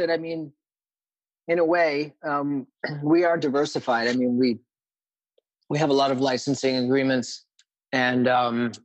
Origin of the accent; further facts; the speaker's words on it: Maine, United States; moved away as an adult; also born or lived in New Haven, Connecticut / Milford, Connecticut / New York City; now in Venice, Los Angeles, United States; I was born in New Haven, lived in Milford for my first year, and then in Maine until after college.